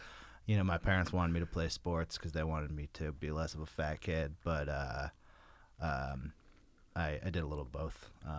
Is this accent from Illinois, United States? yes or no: no; Berkeley, California, United States; I grew up in Berkeley, California. I moved there when I was about 5 years old.